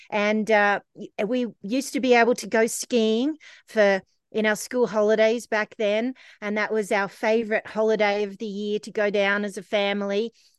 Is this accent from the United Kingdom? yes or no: no; Canberra, Australian Capital Territory, Australia; So, I grew up in a ski shop from about the age of like one. My parents would take me to work every day. They had a sports store in Canberra